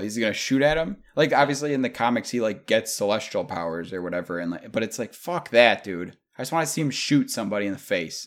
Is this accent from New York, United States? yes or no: yes; New York, United States; I'm from New York, they're like, "Oh, you're from the city?" Like, nah.